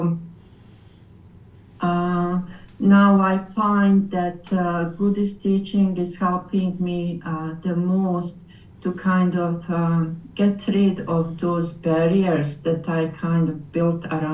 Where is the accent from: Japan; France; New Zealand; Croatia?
Croatia; English is a second language; moved away as an adult; now in Kitchener, Canada; I came from Europe, Croatian background. Actually, we came as refugees to Canada 27 years ago